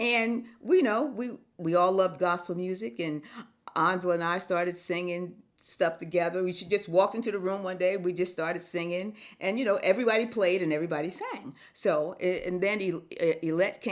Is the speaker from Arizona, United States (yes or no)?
no; Newark, New Jersey, United States; I grew up in New Jersey, in Newark, New Jersey